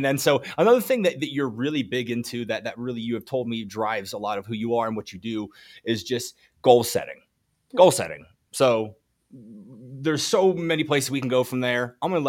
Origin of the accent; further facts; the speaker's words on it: Tanzania; English is a second language; It is an amazing book, though I'm from Tanzania, but the book revives one's passion in manufacturing